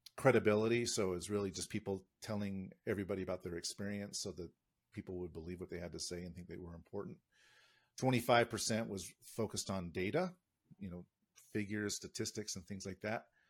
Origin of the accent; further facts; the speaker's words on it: United States; moved away; an American in this country